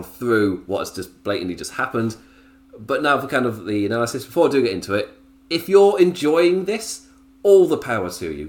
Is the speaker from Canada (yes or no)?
no; England, United Kingdom; Me as an Englishman